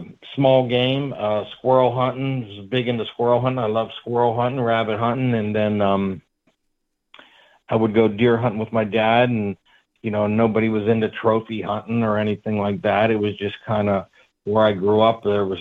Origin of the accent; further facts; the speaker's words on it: Pennsylvania, United States; But yeah, I'm from Pennsylvania, kind of southwest PA. That's where I grew up, and I still live in the area. I'm 42 years old.